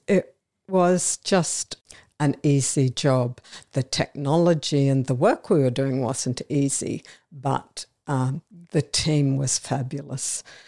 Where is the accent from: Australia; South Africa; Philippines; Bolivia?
Australia; Brisbane, Queensland; I'm a Brisbane girl, uh, born and raised in Brisbane